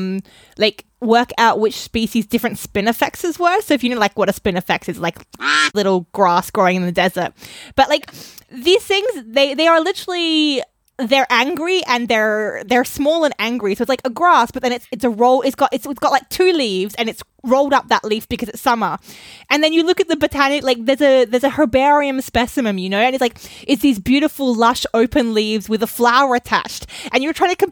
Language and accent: English; Australia; I grew up in Australia